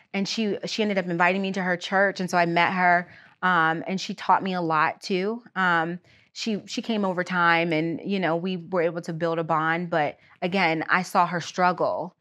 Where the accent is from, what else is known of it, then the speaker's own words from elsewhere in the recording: outside Erie, Pennsylvania, United States; I was born outside of Erie, P